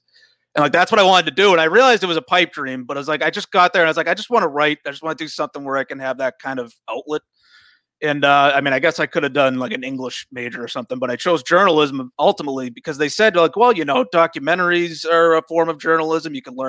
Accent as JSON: {"language": "English", "town": "North Andover", "region": "Massachusetts", "country": "United States", "said": "North Andover, Massachusetts."}